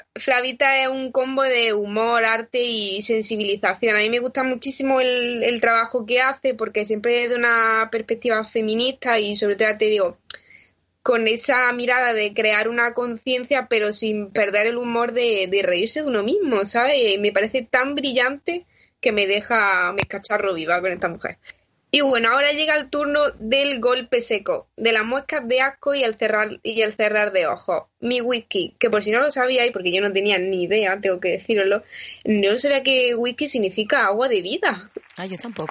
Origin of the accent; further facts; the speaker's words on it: Granada, Andalusia, Spain; now in Madrid, Spain; en mi tierra, a los pies de la Alhambra